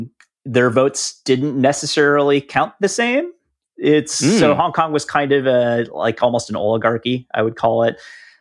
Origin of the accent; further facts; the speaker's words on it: United States; We're American.